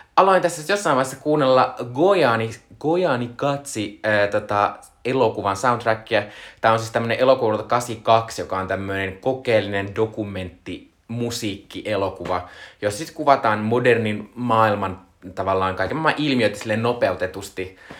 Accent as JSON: {"language": "Finnish", "town": "Joensuu", "region": "North Karelia", "country": "Finland", "tie": "born or raised there", "moved": "yes", "said": "olin siis viime viikonloppuna käymässä, ö, lapsuuden kotiseudullani, ö, Joensuussa"}